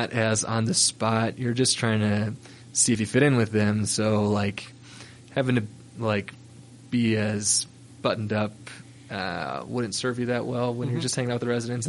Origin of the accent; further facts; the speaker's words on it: Minnesota, United States; moved away as an adult; now in Salt Lake City, United States; I grew up skiing on 300 feet of vertical in Minnesota